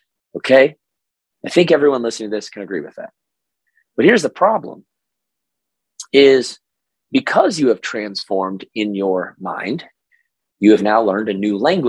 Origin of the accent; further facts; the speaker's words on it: Oklahoma, United States; this is my Oklahoma voice, even though I'm from Oklahoma